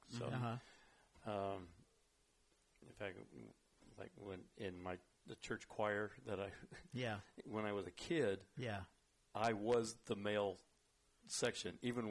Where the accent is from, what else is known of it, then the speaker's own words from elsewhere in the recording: Richmond, California, United States; I grew up in Richmond.